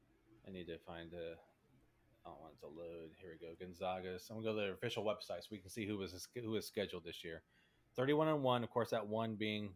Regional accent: Indiana, United States; this isn't just me being from growing up in Indiana

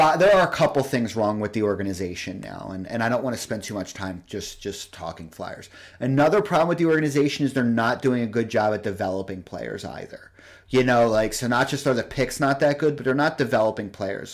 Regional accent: Philadelphia, Pennsylvania, United States; as a Philadelphian

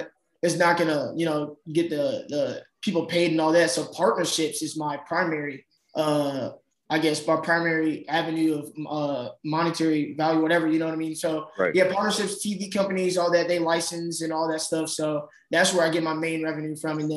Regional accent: Chicagoland area, northwest suburbs of Chicago, Illinois, United States; I'm from the Chicagoland area, the northwest suburbs of Chicago.

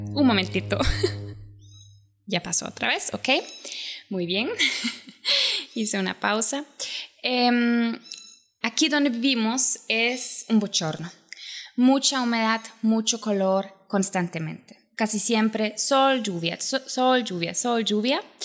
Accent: Germany; Spanish is a second language; also born or lived in Poland; now in Costa Rica; como yo soy de Alemania, bueno, me crecí en Alemania, mi familia es de Polonia

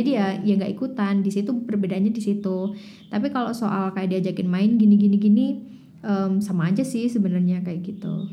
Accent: Malang, East Java, Indonesia; also born or lived in London; saya asli Malang, 23 tahun hidup di Malang

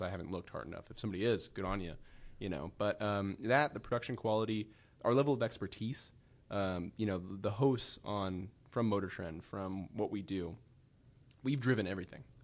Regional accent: Sacramento, California, United States; I grew up in Sacramento area

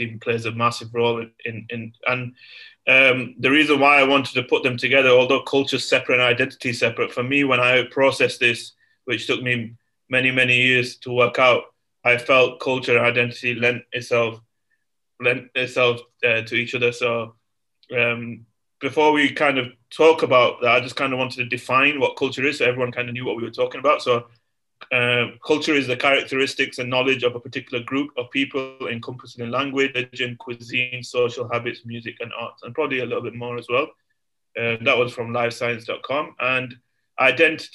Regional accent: England, United Kingdom; moved away as an adult; I was born in England, Britain, lived there for the first 25 years of my life

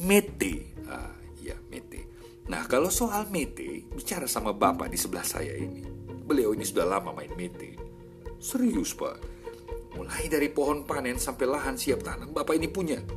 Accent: Sumba, East Nusa Tenggara, Indonesia; Tempat kami di Sumba. Sumba sekarang rame sekali.

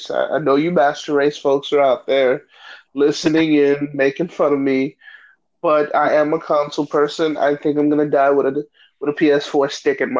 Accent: Mexico; I'm actually from Mexico.

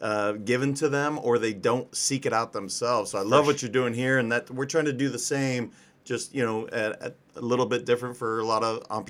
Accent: Montana, United States; moved away as an adult; now in California, United States; So I'm originally from Montana. Grew up there until college, and then I moved to California shortly thereafter.

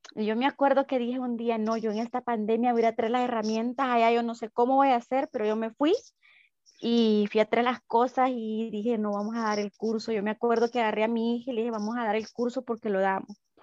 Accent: El Salvador; los salvadoreños somos muy capaces de salir adelante

